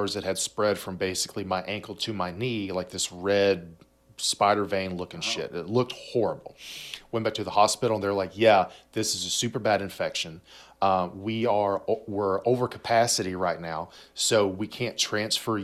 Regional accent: United States; being an American

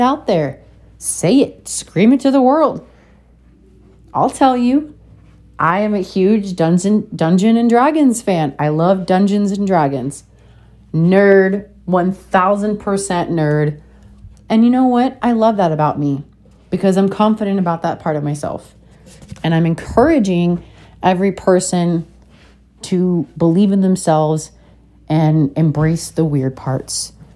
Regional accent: Alaska, United States; growing up with a dad and brothers in Alaska

